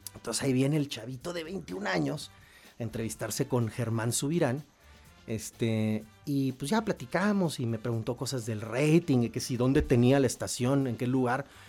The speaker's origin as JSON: {"language": "Spanish", "region": "Querétaro", "country": "Mexico", "tie": "born or raised there", "also_born_or_lived": "Hermosillo, Sonora / León, Guanajuato", "moved": "as an adult", "said": "soy sonorense, ¿no? Pero bueno, me crié en Querétaro"}